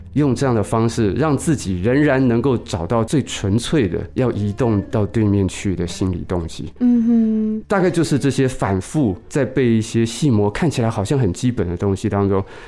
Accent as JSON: {"language": "Chinese", "town": "Taipei", "country": "Taiwan", "tie": "born or raised there", "said": "经过南门国中，那是我，我自己的国中啊"}